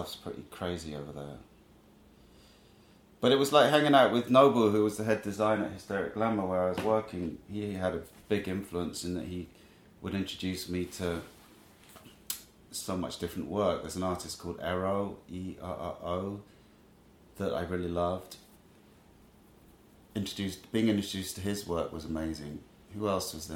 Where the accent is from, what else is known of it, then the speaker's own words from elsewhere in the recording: Trowbridge, South West England, United Kingdom; moved away as an adult; also born or lived in Japan / London; now in New York, United States; Grew up in Trowbridge, Wiltshire